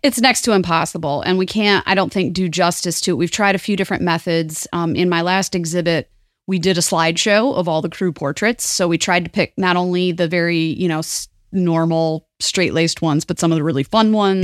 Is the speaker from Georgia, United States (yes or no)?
no; southeastern Michigan, United States; also born or lived in Toledo, Ohio; I grew up in southeastern Michigan, which was on the border with Toledo. In fact, I was born in Toledo, Ohio